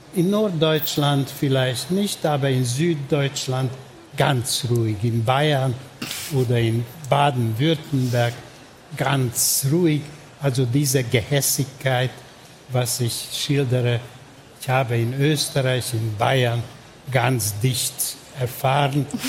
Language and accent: German; Budapest, Hungary; German is a second language; moved away as an adult; Ich bin in Budapest geboren und aufgewachsen